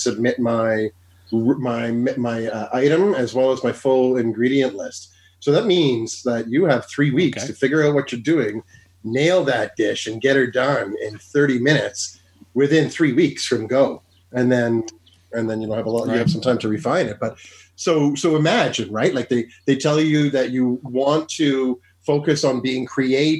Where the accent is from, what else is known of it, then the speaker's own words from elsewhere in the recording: Ottawa, Ontario, Canada; I'm from Ottawa.